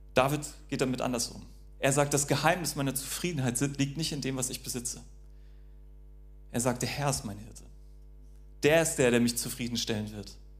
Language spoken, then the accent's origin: German; North Sea coast, North Frisia, Schleswig-Holstein, Germany; ich bin ja an der Nordsee aufgewachsen